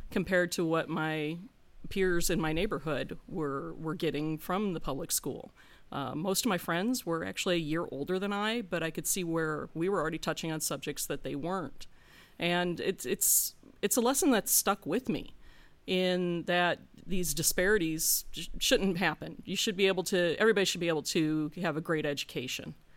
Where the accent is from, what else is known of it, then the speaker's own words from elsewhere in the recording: Gary, Indiana, United States; now in Hilliard, United States; I grew up in, uh, unincorporated Calumet Township, sandwiched between Gary and the town of Griffith